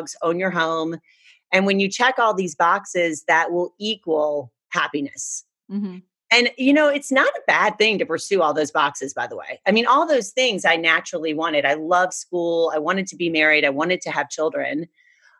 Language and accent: English; Deep South, United States; moved away; I was raised in the Deep South, had a great childhood. My family's still there.